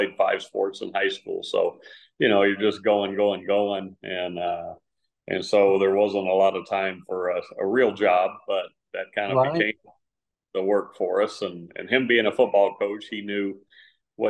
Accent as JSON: {"language": "English", "town": "San Antonio", "region": "Texas", "country": "United States", "tie": "born or raised there", "said": "It's kind of typical middle-class family life, you know, growing up in San Antonio"}